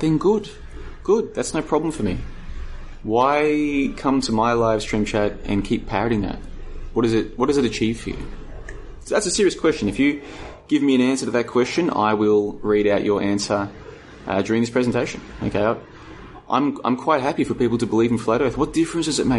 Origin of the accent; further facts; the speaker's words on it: Australia; now in Vietnam; I'm from Australia